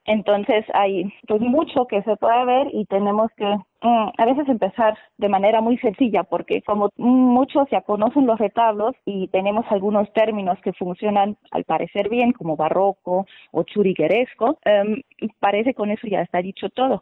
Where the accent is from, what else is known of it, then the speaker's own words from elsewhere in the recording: Germany; now in Oaxaca, Mexico; Yo soy de Alemania